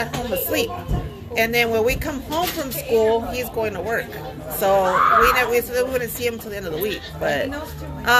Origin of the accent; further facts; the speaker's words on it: Rialto, California, United States; also born or lived in La Puente, California / Juarez, Mexico; I grew up in La Puente